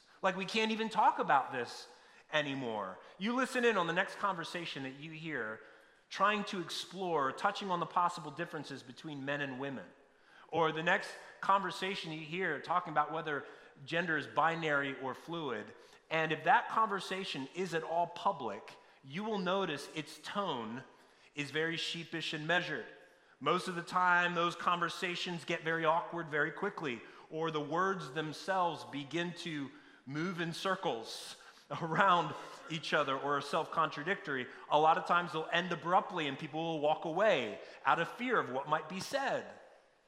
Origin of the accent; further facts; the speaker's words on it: near Hawk Mountain, Pennsylvania, United States; I grew up in Pennsylvania near Hawk Mountain